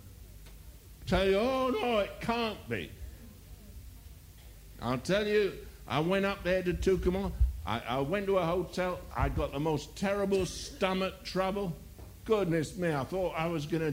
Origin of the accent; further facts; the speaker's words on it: England, United Kingdom; I'm an Englishman